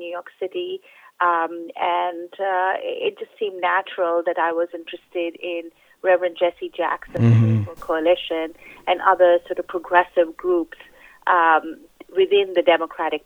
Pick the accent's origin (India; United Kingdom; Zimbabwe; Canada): India; now in United States; I am an Indian American immigrant